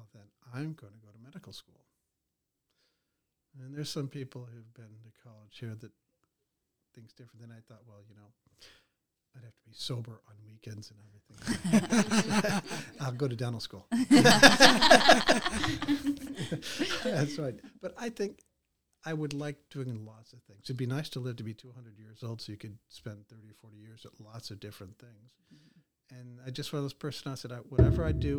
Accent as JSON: {"language": "English", "area": "Chicago suburbs", "region": "Illinois", "country": "United States", "tie": "born or raised there", "moved": "yes", "lives_now": "Greene County, United States", "said": "I grew up in the Chicago suburbs."}